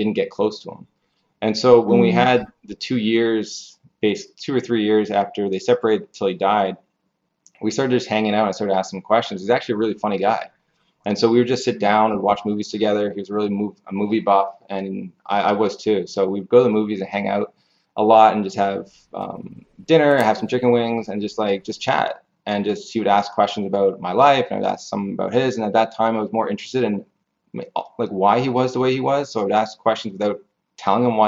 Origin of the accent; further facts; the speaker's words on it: Canada; I'm from Canada.